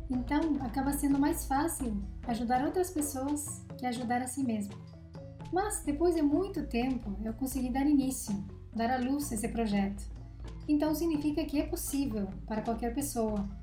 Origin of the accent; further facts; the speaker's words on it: Uruguay; born there; moved away; Eu nasci numa quinta-feira de abril, no Uruguai. Já me mudei 13 vezes em quatro países.